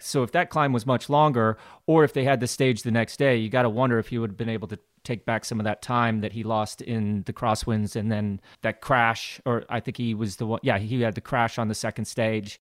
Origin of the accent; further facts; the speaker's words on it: Glenwood Springs, Colorado, United States; growing up in Glenwood Springs, Colorado, my father and his wife were race event promoters themselves